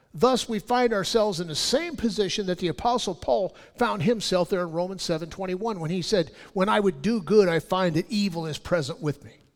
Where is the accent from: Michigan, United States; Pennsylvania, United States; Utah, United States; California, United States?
California, United States; I'm from California